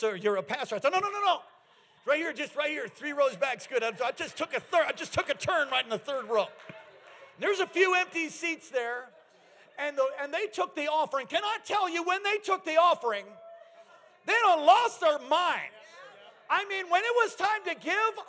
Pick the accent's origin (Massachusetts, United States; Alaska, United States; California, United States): Alaska, United States; I'm from Alaska.